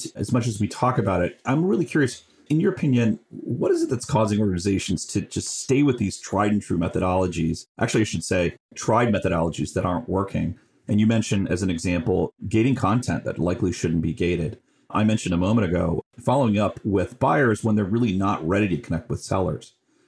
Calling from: California, United States; I'm calling in from Northern California.

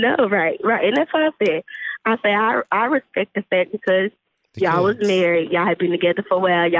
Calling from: Texas, United States; calling from Texas.

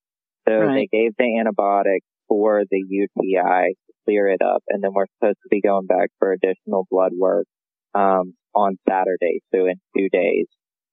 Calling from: Greenville, South Carolina, United States; Greenville, South Carolina.

